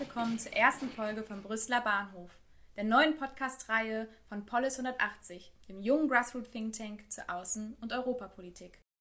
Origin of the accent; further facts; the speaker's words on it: Münsterland, North Rhine-Westphalia, Germany; also born or lived in England; ich fühle mich als Deutsche, ich fühle mich als als Münsterländerin, als Westfälin.